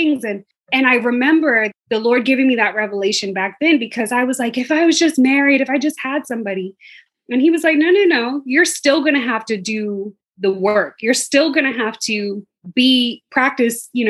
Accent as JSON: {"language": "English", "town": "Atlanta", "region": "Georgia", "country": "United States", "moved": "as an adult", "lives_now": "Bermuda", "said": "I'm from Atlanta, living in Bermuda."}